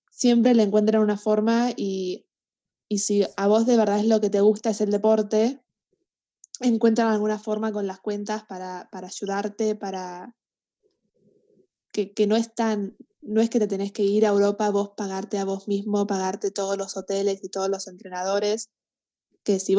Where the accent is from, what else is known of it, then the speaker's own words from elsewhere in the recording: Canada; now in Argentina; Sí, sí, yo, a ver, soy canadiense, vivía acá hace un montón de tiempo y me gusta mucho Canadá y, y todo eso, pero yo también me siento más argentina que canadiense.